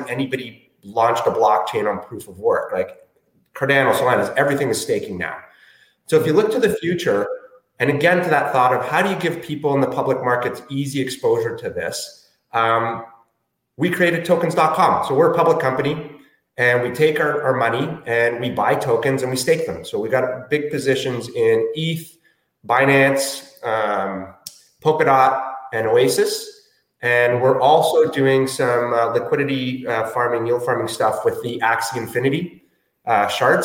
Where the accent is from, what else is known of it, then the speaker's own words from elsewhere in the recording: Chile; moved away; also born or lived in Toronto; I was born in Chile